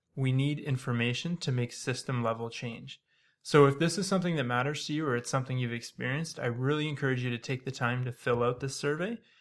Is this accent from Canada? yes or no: yes; Toronto, Ontario, Canada; moved away as an adult; now in British Columbia, Canada; I'm from Ontario. I was raised in Toronto. I moved to British Columbia for residency